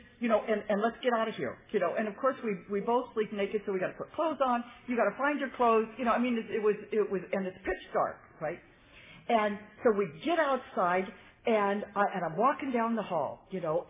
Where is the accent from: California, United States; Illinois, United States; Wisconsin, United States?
California, United States; San Fernando Valley; I'm from the San Fernando Valley area